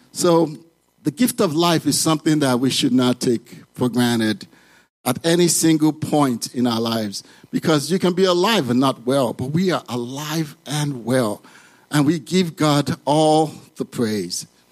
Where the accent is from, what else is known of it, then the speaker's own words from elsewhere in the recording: Nigeria; moved away as an adult; now in United States; I grew up in Nigeria.